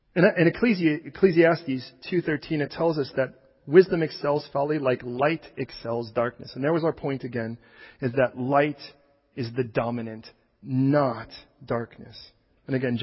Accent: Chicago, Illinois, United States; I was born, I don't know if you know, I was born in Chicago.

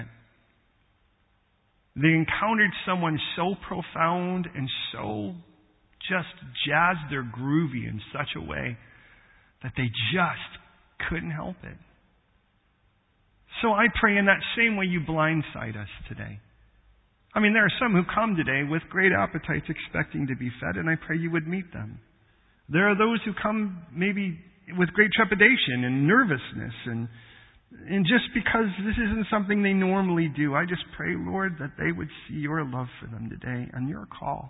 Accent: United States; we have certain things that we have in common being American

